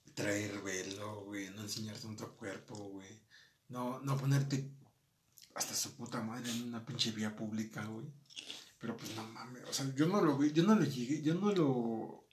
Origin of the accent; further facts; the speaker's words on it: Mexico; Nosotros como mexicanos